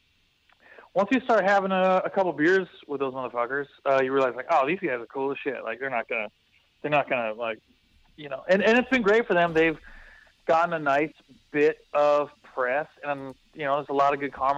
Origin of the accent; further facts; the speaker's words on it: West Coast, United States; I'm from the West Coast